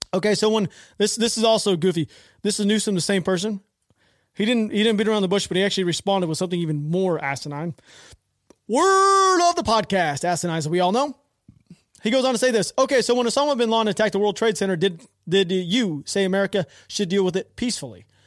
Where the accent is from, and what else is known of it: United States